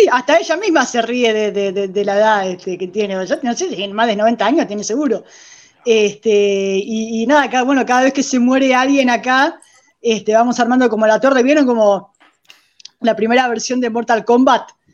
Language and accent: Spanish; Argentina